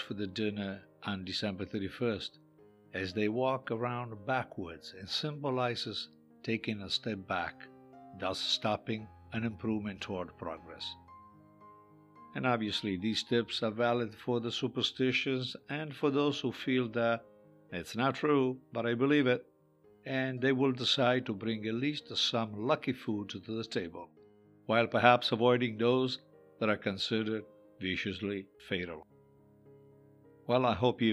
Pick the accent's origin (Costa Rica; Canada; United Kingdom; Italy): Italy; Growing up in Italy